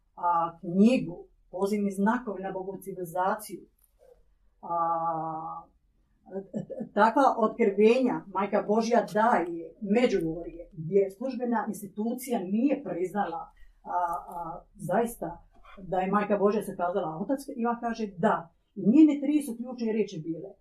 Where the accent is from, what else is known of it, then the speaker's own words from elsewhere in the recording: Croatia; Ja, kao Hrvatica, sestra sa ovih prostora